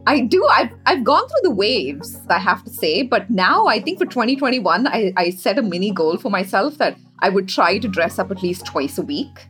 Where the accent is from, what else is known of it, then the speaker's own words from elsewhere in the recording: India; moved away as an adult; now in New York City, United States; growing up in India